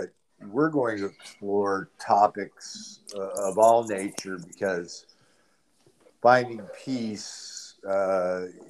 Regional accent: Aurora, Colorado, United States; also born or lived in Denver, Colorado; We moved a lot when I was a kid around Aurora. I was born in Denver, and we moved to Aurora when I was quite young

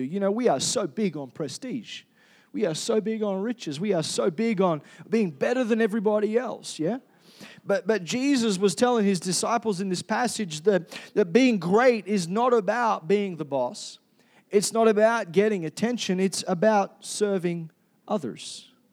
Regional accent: Perth, Western Australia, Australia; now in Cairns, Australia; I was born in Perth

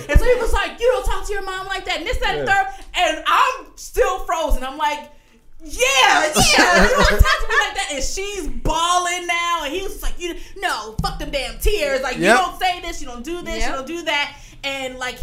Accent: Virginia, United States; moved away; we come from Virginia

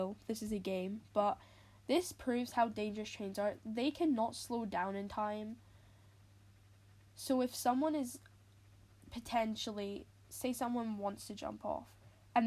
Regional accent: Scotland, United Kingdom; I'm Scottish, and that's in the UK

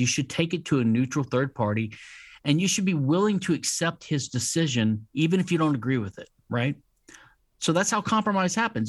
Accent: Louisiana, United States; I'm from Louisiana, which is a civil law state

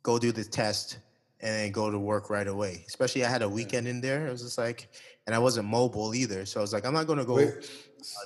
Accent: Toronto, Ontario, Canada; moved away as an adult; now in Saudi Arabia; I'm from Toronto.

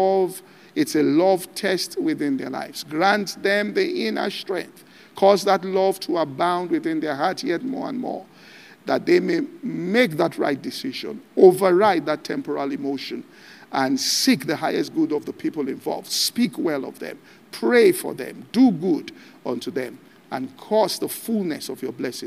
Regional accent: Ibadan, Oyo, Nigeria; I grew up in Ibadan

